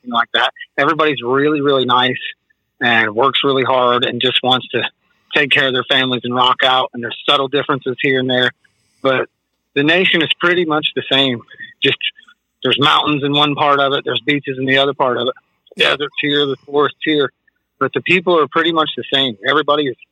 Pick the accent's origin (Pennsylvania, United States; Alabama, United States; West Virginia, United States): West Virginia, United States; also born or lived in Columbus, Ohio; now in Florida, United States; I'm from West Virginia. I moved to Ohio.